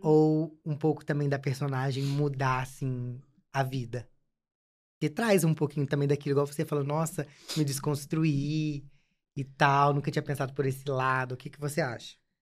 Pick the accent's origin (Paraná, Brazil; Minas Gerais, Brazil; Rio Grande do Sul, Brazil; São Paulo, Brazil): Minas Gerais, Brazil; Juiz de Fora; moved away; porque eu vim de Juiz de Fora